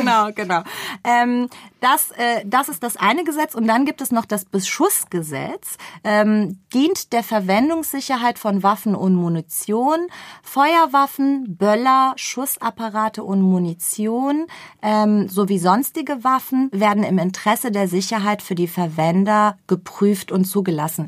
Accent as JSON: {"language": "German", "country": "Germany", "said": "wir, und ich betone wir, auch wir sind Deutsche"}